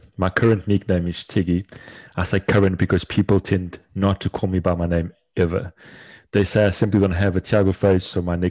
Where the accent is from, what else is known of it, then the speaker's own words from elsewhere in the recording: Portugal; also born or lived in South Africa / United States / London / United Kingdom; I am South African born, grew up and did all of my schooling in Portugal, moved to America for a bit, then to London, back to South Africa, then moved again to the UK.